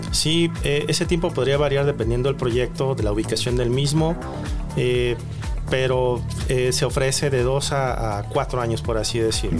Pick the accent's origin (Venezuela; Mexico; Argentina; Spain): Mexico; Guadalajara, Jalisco; nosotros tenemos como tapatíos